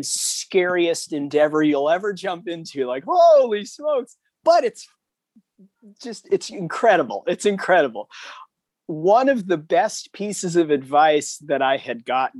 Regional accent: Hermosa Beach, California, United States; from Hermosa Beach, California

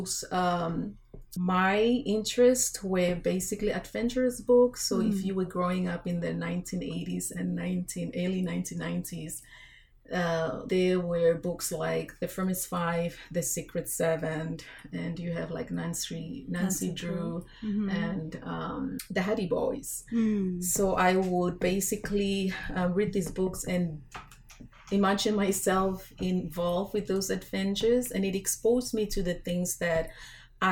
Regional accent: Vanuatu; moved away as an adult; also born or lived in New Zealand; now in United States; Growing up in Vanuatu

